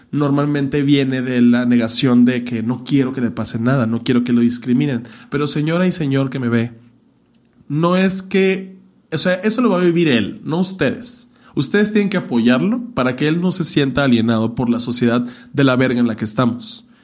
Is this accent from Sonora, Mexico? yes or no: yes; Hermosillo, Sonora, Mexico; moved away; yo me salí de Hermosillo para no hacer eso ya.